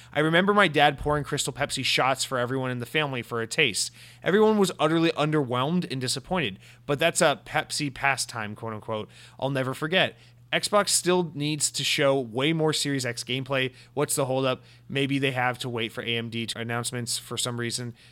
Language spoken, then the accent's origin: English; Atlanta, Georgia, United States; I'm from Atlanta, Georgia, home of Coca-Cola